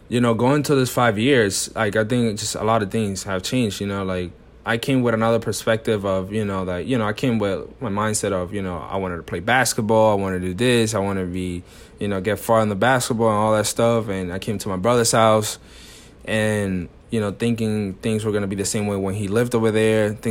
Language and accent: English; New York, United States; born there; So I was born in New York, but I only literally stayed here when I was born.